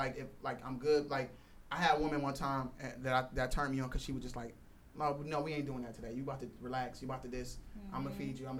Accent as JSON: {"language": "English", "country": "United States", "said": "So because I am American"}